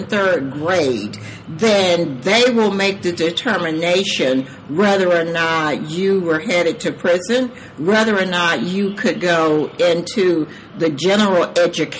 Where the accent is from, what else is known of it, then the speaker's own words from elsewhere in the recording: Georgia, United States; moved away as an adult; also born or lived in San Diego, California; now in South Carolina, United States; I am originally from Georgia, but my husband and I married early, and he joined the military, so we toured with him in a number of different countries and states